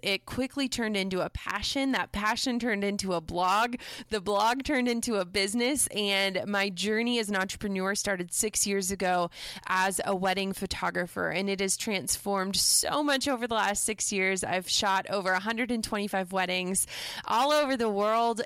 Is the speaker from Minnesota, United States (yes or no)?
yes; Minnesota, United States; I'm from Minnesota originally